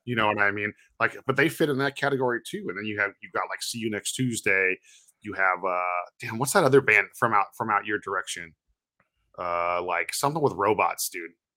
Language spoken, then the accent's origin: English; Santa Cruz, California, United States; you're one of the kids like me, where you're from Santa Cruz, and then you're like, "Yeah, I'm from Santa Cruz."